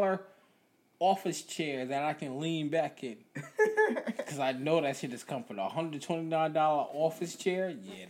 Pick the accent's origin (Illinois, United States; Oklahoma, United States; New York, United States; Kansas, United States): New York, United States; I'm a New Yorker